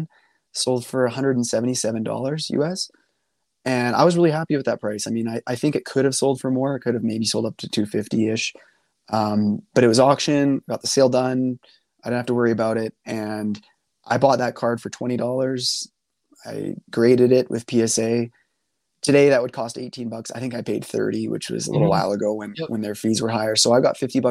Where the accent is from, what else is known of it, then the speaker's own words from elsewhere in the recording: Canada; being a Canadian